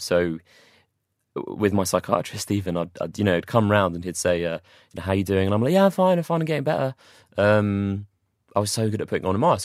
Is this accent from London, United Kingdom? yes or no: yes; London, United Kingdom; moved away as an adult; also born or lived in Watford / Manchester; I'm from London originally